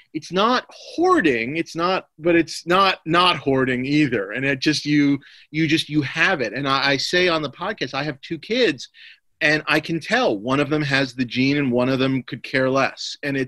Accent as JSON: {"language": "English", "region": "New York", "country": "United States", "tie": "born or raised there", "said": "Sometimes when my mother is cleaning our place where I was raised in New York, she'll just send me a box of stuff."}